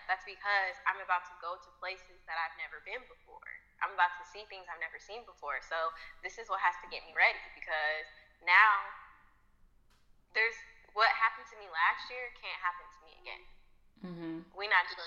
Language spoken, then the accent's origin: English; Indianapolis, Indiana, United States; I'm from Indianapolis